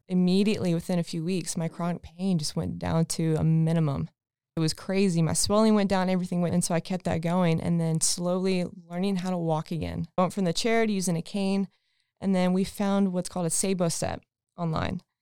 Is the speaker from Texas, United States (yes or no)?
yes; Texas, United States; moved away as an adult; I'm actually from Texas, been here for a little over a year now.